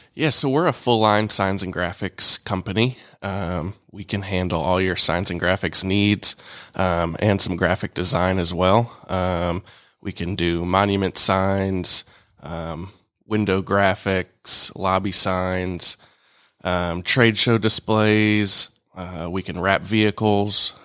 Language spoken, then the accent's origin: English; Alpharetta, Georgia, United States; also born or lived in Tuscaloosa, Alabama; I grew up here in Alpharetta